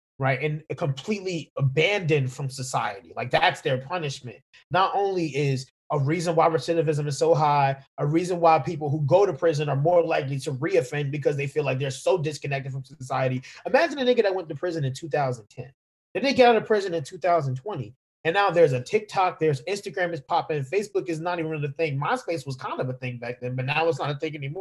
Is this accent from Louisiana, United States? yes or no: no; New Jersey, United States; I'm from New Jersey